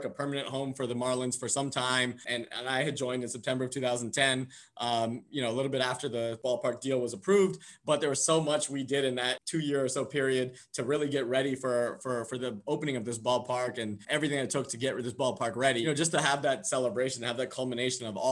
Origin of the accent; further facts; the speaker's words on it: San Diego, California, United States; moved away; I grew up in San Diego, California